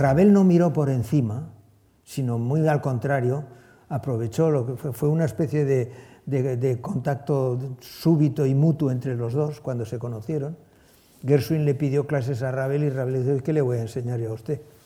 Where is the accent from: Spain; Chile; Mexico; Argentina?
Spain; Bilbao, Basque Country; moved away as an adult; also born or lived in Saint-Jean-de-Luz; now in Dallas, United States; la tierra donde ha nacido, donde ha pasado su, su infancia, donde ha pasado su adolescencia